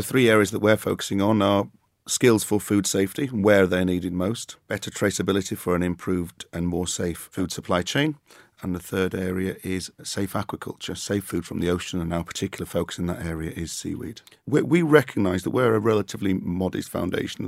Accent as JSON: {"language": "English", "region": "Yorkshire and the Humber", "country": "United Kingdom", "said": "as a Yorkshire man"}